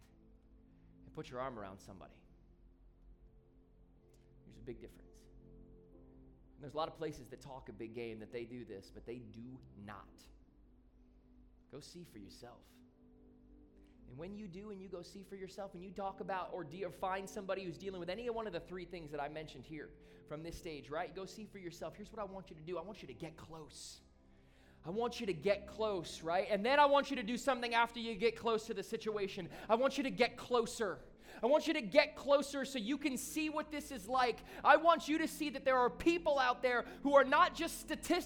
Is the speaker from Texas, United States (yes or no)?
no; Southeast Michigan, United States; moved away as an adult; now in South Florida, United States; when I grew up in Southeast Michigan